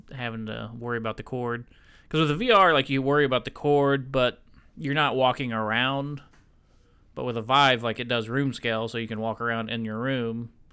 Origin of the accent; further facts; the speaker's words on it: the South, United States; I'm in the South, man. I'm from the South.